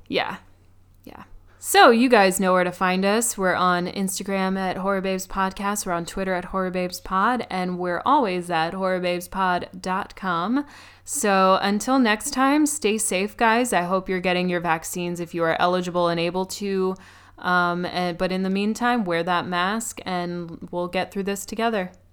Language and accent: English; New York, United States; as a New Yorker